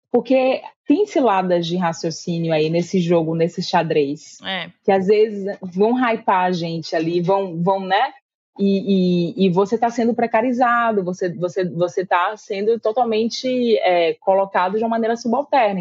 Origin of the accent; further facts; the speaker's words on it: Salvador, Bahia, Brazil; eu sou daqui de Salvador